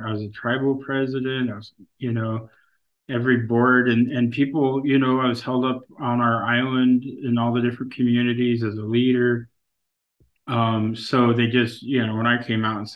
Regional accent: Kasaan, Alaska, United States; I'm from Kissan, you know, a community of 80 people.

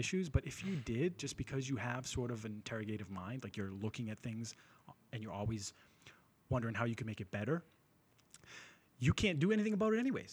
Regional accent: Lynn, Massachusetts, United States; I'm from Lynn originally

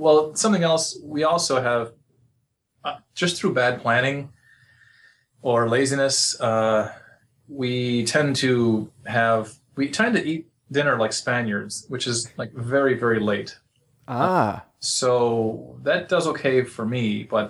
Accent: Chicago, Illinois, United States; I'm from Chicago.

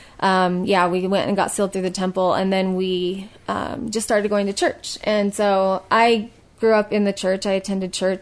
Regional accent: South Jordan, Utah, United States; also born or lived in Las Vegas / Arizona; I grew up in South Jordan.

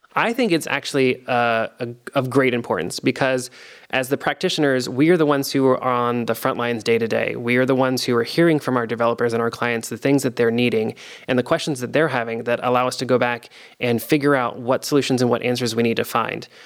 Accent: Delaware, United States; also born or lived in Virginia; now in Columbus, United States; I'm from Delaware, the state uh, originally

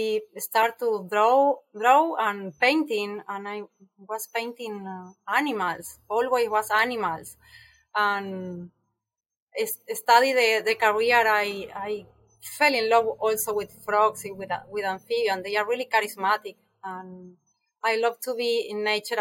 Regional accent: Buenos Aires, Argentina; English is a second language; moved away as an adult; now in Costa Rica; I am from Argentina

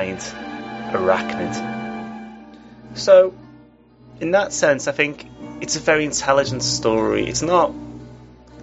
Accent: England, United Kingdom; as an Englishman

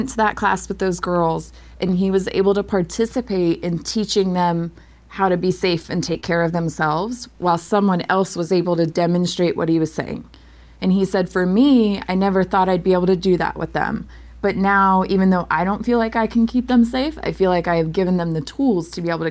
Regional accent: Virginia, United States; now in Maine, United States; I'm from Virginia. Things don't freeze well enough down there

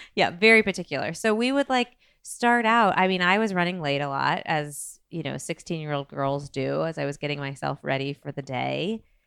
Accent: Dayton, Ohio, United States; Blair and I grew up in Dayton, Ohio

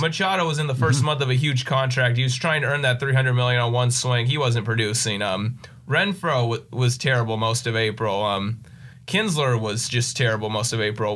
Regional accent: Poway, California, United States; I've lived here in Poway my whole life. So, San Diego native

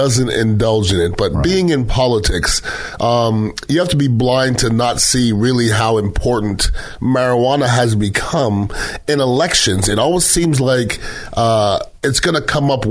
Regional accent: Montreal, Quebec, Canada; now in Tampa, United States; I grew up in Montreal, Canada.

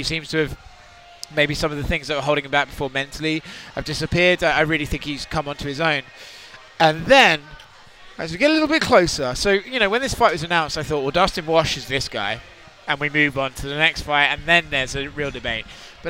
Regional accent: United Kingdom; as a British man

